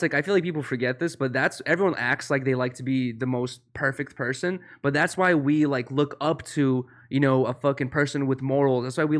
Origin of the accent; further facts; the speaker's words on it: Russia; born there; Okay, no. So I was born in Russia